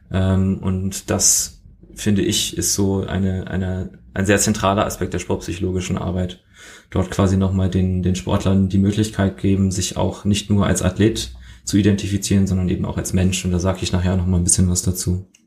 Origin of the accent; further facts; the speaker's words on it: Germany; accent: German; ich habe ich hab sehr lange, sehr hart dran gearbeitet, meinen deutschen Akzent loszuwerden.